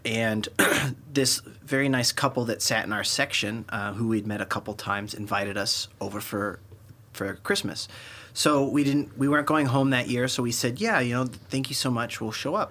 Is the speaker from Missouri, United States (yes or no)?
yes; Kansas City, Missouri, United States; we're from Kansas City